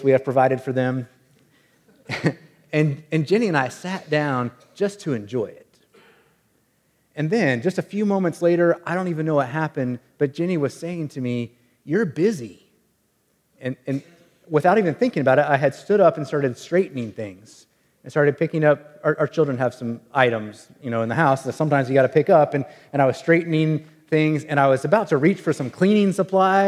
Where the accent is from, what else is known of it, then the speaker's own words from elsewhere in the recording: Wichita, Kansas, United States; the house that I grew up in Wichita, Kansas